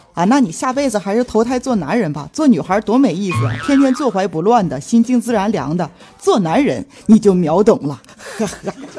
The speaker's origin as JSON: {"language": "Chinese", "country": "China", "said": "这主要我是中国人呐，所以我也模仿不好啊"}